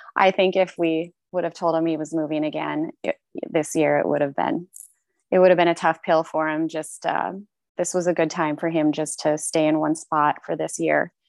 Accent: United States; also born or lived in Toronto, Canada; now in Seattle, United States; I'm American

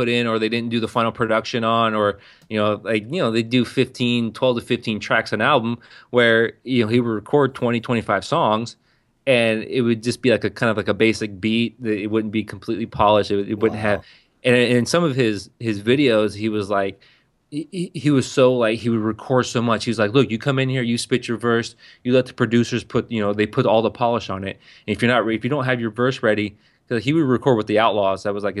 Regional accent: San Diego, California, United States; primarily I grew up on West Coast gangster rap. A white kid from the outskirts of San Diego, I was that guy who had two 12-inch subwoofers

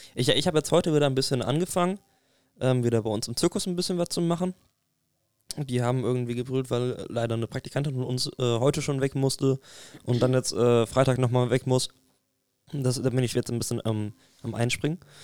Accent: Bamberg, Bavaria, Germany; bei uns in Bamberg

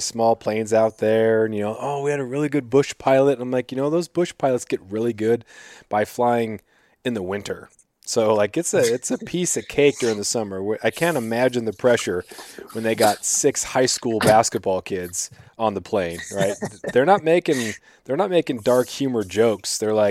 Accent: Klawock, Alaska, United States; growing up in Kluwak, we'd travel to the smaller communities because Kluwak is so small. We're the smallest classification.

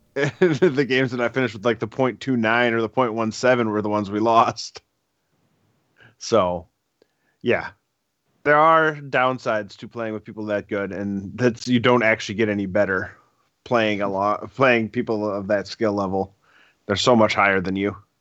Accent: Wisconsin, United States; I'm from Wisconsin

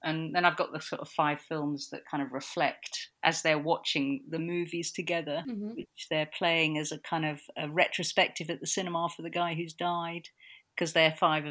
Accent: London, United Kingdom; I grew up in Notting Hill. I was actually born in a little two-bedroom flat in Notting Hill

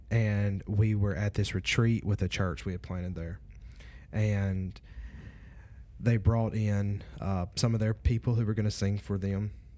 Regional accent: Louisiana, United States; I'm from North Louisiana.

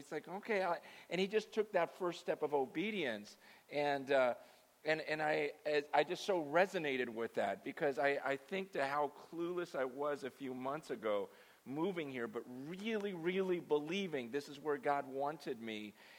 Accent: San Francisco, California, United States; born there; Do you know I was born in Chinatown? Yeah, I was born in the hospital in Chinatown. My mother died giving birth to me in Chinatown.

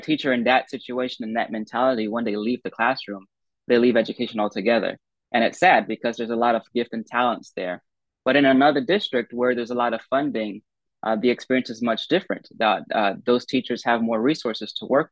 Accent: United States; as an American

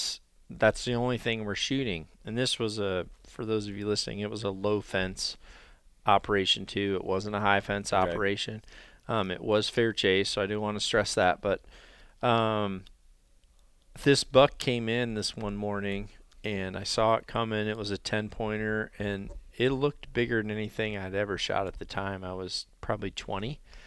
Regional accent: Iowa, United States; all of my years of like hunting my home state of Iowa, which is pretty cool.

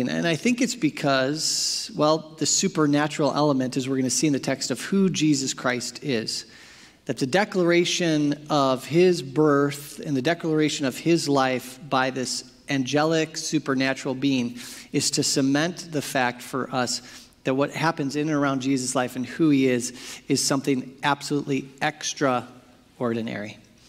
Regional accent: Valley Center, California, United States; I tell people that I'm from San Diego and not from Valley Center when I'm out of town

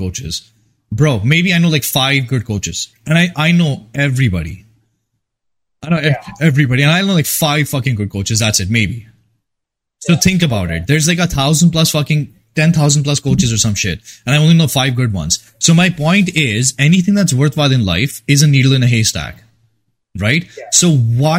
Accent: India; moved away; I come from India

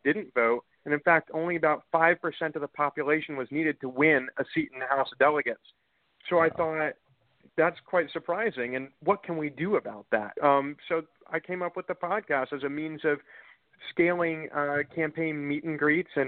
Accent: Bethesda, Maryland, United States; I grew up in Bethesda, Maryland

